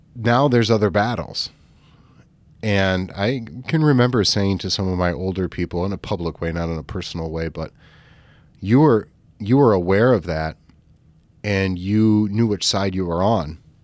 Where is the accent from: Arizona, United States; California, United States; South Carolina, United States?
California, United States; moved away; also born or lived in Midwest; we grew up in California